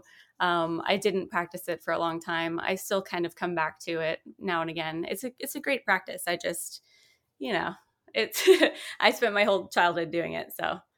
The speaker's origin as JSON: {"language": "English", "town": "Vacaville", "region": "California", "country": "United States", "tie": "born or raised there", "also_born_or_lived": "Seattle", "said": "Oh, well, I was born in Northern California in a little town called Vacaville. My dad was in the military, so we moved a few times and ended up in Seattle."}